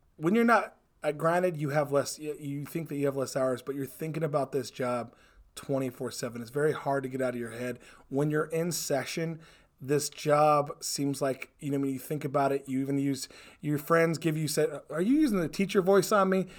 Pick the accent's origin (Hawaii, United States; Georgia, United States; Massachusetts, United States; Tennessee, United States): Hawaii, United States; moved away as an adult; I was born and raised in Hawaii